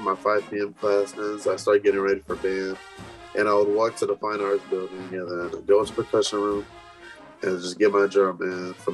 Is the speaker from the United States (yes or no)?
yes; Elyria, Ohio, United States; moved away as an adult; I'm from Elyria, Ohio